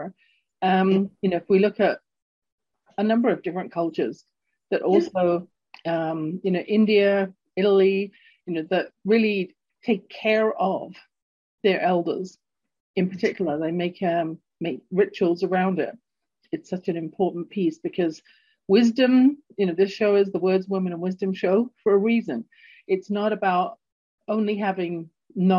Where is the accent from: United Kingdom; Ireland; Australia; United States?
United Kingdom; London; accent: English; moved away as an adult; now in Canada; growing up in London, England